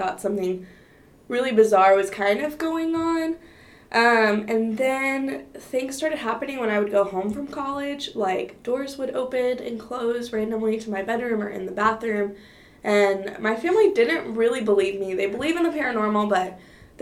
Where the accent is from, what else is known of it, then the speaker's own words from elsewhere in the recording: Fort Worth, Texas, United States; I'm originally from Fort Worth